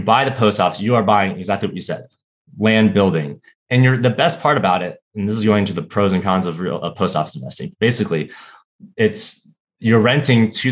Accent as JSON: {"language": "English", "region": "Florida", "country": "United States", "tie": "born or raised there", "moved": "as an adult", "lives_now": "Washington, D.C., United States", "said": "I grew up in Florida and moved to Washington, D.C. For undergrad. And I've been in D.C. ever since"}